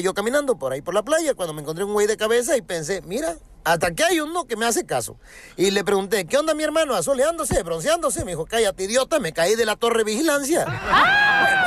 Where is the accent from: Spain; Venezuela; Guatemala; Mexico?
Mexico; Acapulco, Guerrero; estar en mi tierra. Te saludo desde Acapulco, Guerrero